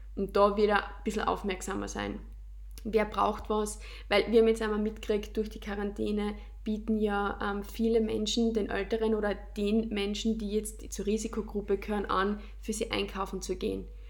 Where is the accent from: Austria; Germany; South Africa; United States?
Austria; in unsere Heimat